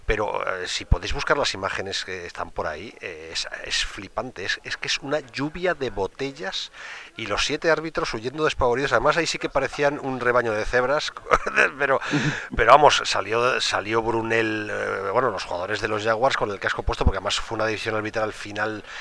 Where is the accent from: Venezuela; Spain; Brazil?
Spain; somos españoles y aquí estamos acostumbrados